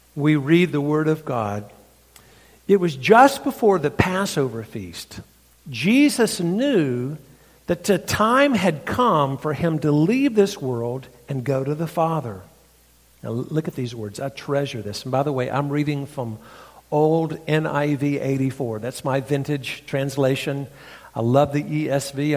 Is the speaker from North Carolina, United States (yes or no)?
yes; North Carolina, United States; accent: redneck; now in Franklin, United States; my redneck accent. This comes from North Carolina.